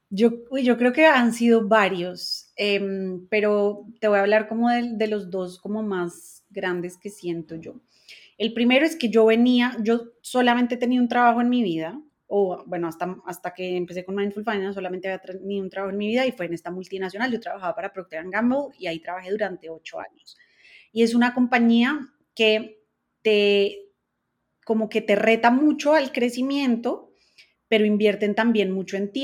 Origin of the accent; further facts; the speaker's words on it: Colombia; yo soy colombiana